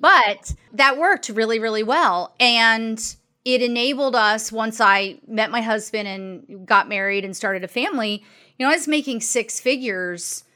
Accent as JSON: {"language": "English", "region": "Maryland", "country": "United States", "tie": "born or raised there", "also_born_or_lived": "Arizona", "said": "I grew up in Maryland, outside of D C"}